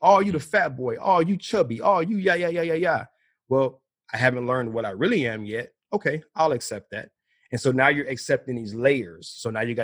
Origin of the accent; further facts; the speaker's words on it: Midwest, United States; I'm from the Midwest